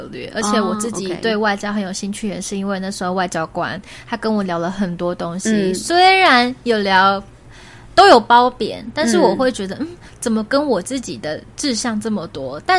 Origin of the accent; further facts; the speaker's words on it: Taiwan; 如果我都已经是台湾人了